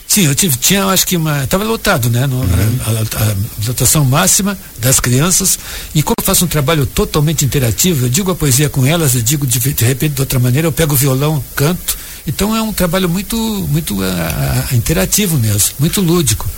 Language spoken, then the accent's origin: Portuguese; Jaguarão, Rio Grande do Sul, Brazil; eu fui criado em Jaguarão, ali na, na fronteira com o Uruguai